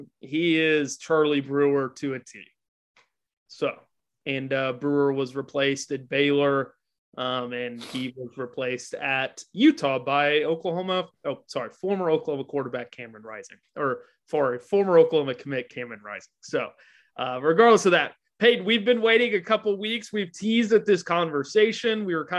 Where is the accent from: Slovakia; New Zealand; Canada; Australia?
Canada; Edmonton, Alberta; I'm from